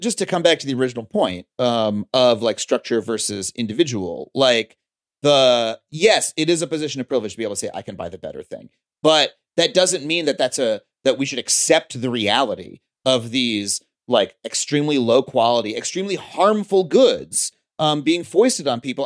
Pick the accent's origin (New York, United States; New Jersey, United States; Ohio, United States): New York, United States; Long Island; moved away as an adult; now in Los Angeles, United States; I grew up on Long Island, but my my dad grew up in Florida. My mom grew up in Michigan